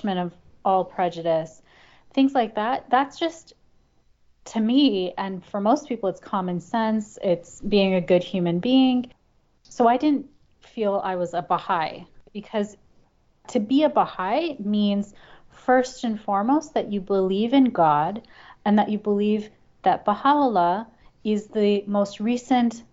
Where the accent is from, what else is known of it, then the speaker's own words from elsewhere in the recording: Chicago, Illinois, United States; also born or lived in New Zealand; I grew up in the suburbs of Chicago